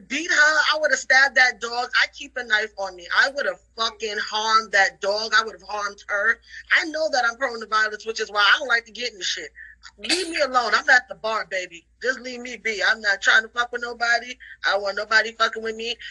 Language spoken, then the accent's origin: English; New York City, New York, United States; I grew up in the Bronx in the 80s.